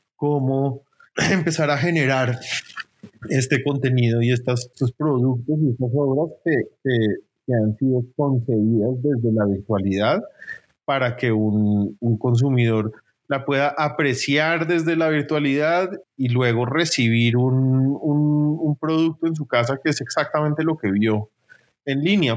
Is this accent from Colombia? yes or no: yes; Bogotá, Colombia; nací en Bogotá, donde he vivido toda mi vida.